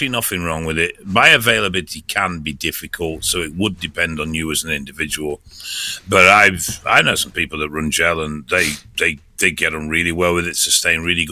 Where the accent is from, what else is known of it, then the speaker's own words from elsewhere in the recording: England, United Kingdom; I'm English.